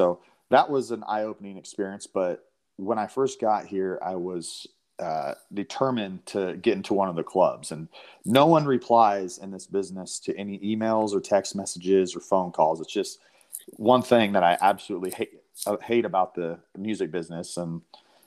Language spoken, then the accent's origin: English; Washington, United States; moved away as an adult; also born or lived in Los Angeles; now in Nashville, United States; I'm from Washington State, so out in the Pacific Northwest. And I've been out in Nashville here about 10 years now